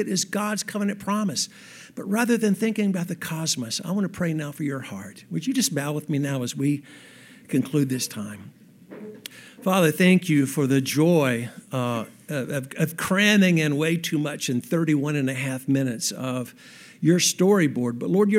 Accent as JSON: {"language": "English", "town": "Graham", "region": "North Carolina", "country": "United States", "tie": "born or raised there", "said": "How as an 8-year-old young man growing up in Graham, North Carolina"}